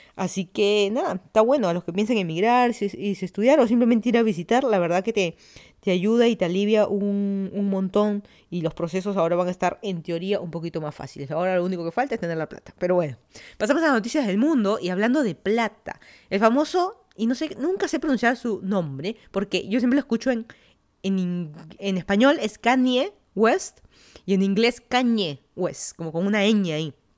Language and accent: Spanish; Lima, Peru; moved away as an adult; also born or lived in Florida, United States / Virginia, United States; now in Fairfax County, Virginia, United States; yo soy de Lima, Perú, me mudé a Estados Unidos hace seis años